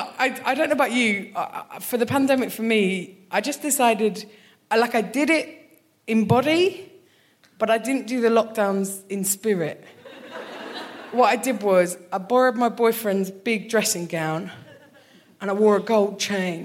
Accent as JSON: {"language": "English", "area": "Kent", "region": "South East England", "country": "United Kingdom", "moved": "as an adult", "lives_now": "Glasgow, United Kingdom", "said": "I am from Kent, the worst part of England."}